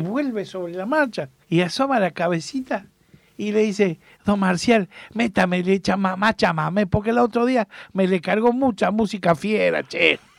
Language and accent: Spanish; Buenos Aires, Argentina; yo me crié aquí, en Capital Federal, Reconquista y, y Viamonte